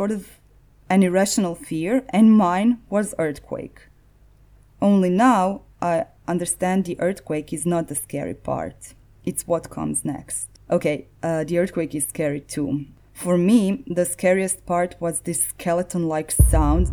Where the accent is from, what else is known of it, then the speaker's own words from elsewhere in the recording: Zagreb, City of Zagreb, Croatia; the history of my hometown